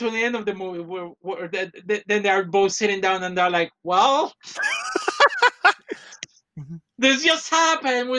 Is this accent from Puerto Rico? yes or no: yes; Puerto Rico; moved away; I came from Puerto Rico.